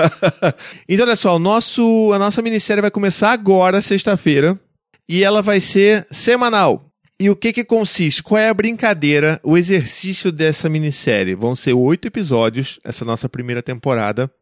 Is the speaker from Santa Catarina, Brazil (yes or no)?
no; Rio de Janeiro, Brazil; accent: carioca; mulheres cariocas com aquele sotaque que você se identifica, quer dizer, eu me identifico